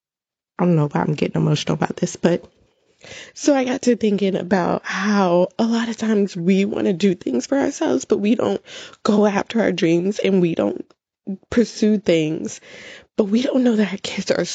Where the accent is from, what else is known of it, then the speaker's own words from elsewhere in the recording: United States; I am an American citizen and I was born here, but my parents are Jamaican